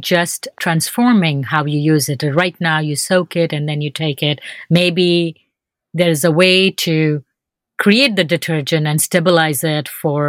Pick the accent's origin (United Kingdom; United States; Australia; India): India; in India, we wear a lot of silk.